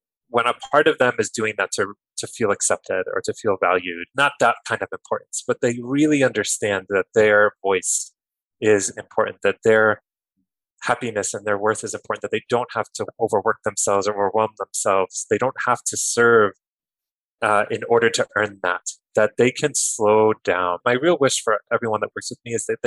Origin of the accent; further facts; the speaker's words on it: Kearny, New Jersey, United States; I grew up in New Jersey, in Kearny, New Jersey, about 20 minutes from Newark, New Jersey